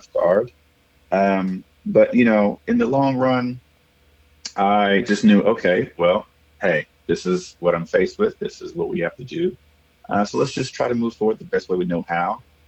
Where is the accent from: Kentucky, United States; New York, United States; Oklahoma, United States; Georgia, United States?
Oklahoma, United States; Okmulgee; moved away as an adult; also born or lived in Norman, Oklahoma; now in Austin, United States; I was born in a small little country town just south of Tulsa called Okmulgee. Yes, Okmulgee, O-K-M-U-L-G-E-E. I was born and raised there.